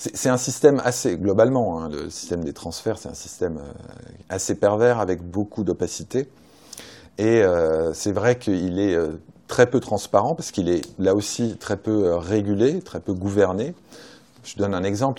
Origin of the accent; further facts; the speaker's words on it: Saint-Étienne, Auvergne-Rhône-Alpes, France; je suis stéphanois et je suis euh, supporter de Saint-Etienne